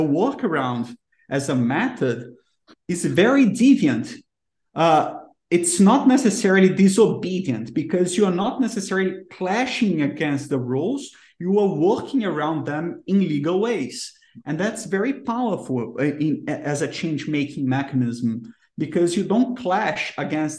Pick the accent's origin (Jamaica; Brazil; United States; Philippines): Brazil; English is a second language; I'm from Brazil